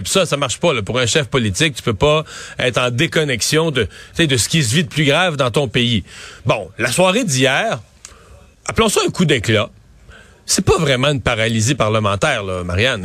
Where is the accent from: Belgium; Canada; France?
Canada; Quebec; chez nous au Québec